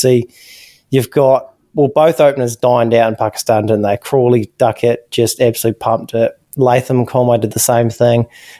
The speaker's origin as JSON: {"language": "English", "country": "New Zealand"}